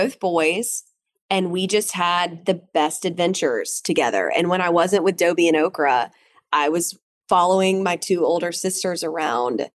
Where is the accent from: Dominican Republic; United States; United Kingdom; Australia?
United States; Atlanta, Georgia; also born or lived in Canton, Georgia; So I grew up in Atlanta, but we had a farm up in Canton, Georgia.